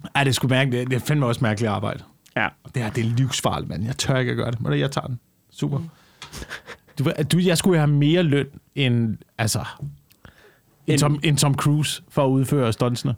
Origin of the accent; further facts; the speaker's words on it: Denmark; nær min hjemstavn op ved, op ved Tisø øh, på Vestjylland